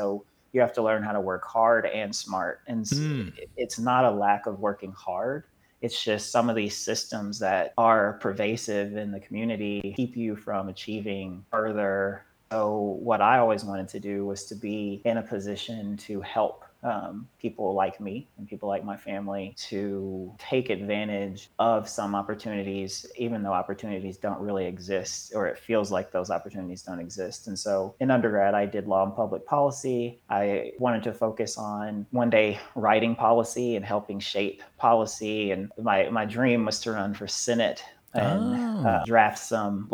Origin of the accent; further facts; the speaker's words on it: Madisonville, Kentucky, United States; I'm from Madisonville in Western Kentucky